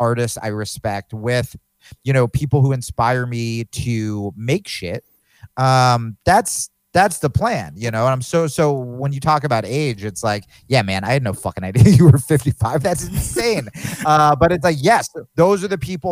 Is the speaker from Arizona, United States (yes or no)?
no; New Jersey, United States; now in Austin, United States; I grew up in Jersey